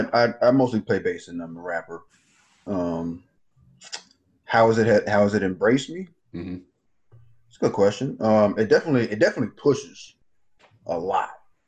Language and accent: English; Los Angeles, California, United States; now in New York, United States; Los Angeles, L.A.